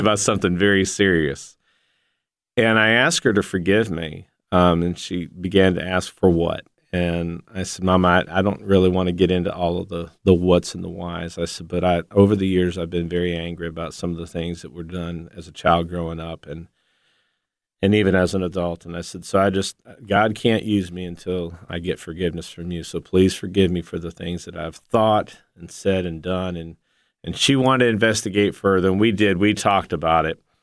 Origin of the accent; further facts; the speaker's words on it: Ashtabula, Ohio, United States; moved away as an adult; also born or lived in Memphis; I grew up in Asheville, Ohio